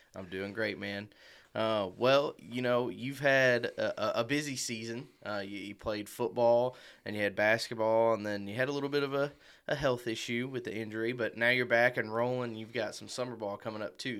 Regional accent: Marion, Illinois, United States; I'm from Marion, Illinois myself, um, but I always grew up a Kentucky fan

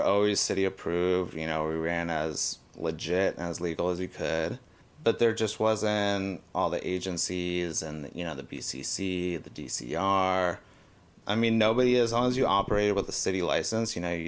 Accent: Los Angeles, California, United States; also born or lived in San Diego; I am from the Valley, born in 85, grew up in Encino, went to high school in Woodland Hills

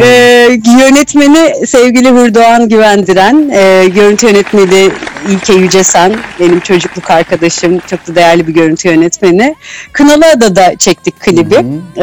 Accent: İzmir, Turkey; bir İzmirliyim.

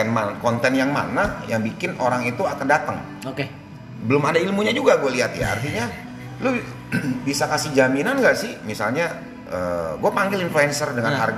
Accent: Sumatra, Indonesia; kan gue juga orang Sumatera ya

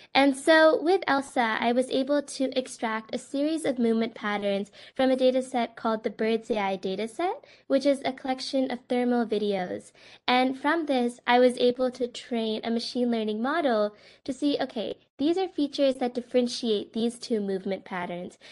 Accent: Westchester, New York, United States; moved away as an adult; also born or lived in Massachusetts; now in Cambridge, United States; I am from Westchester, New York, and am currently a freshman at the Massachusetts Institute of Technology.

